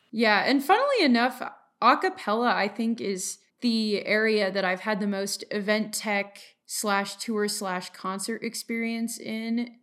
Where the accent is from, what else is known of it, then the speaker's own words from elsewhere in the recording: Colorado, United States; I'm from Colorado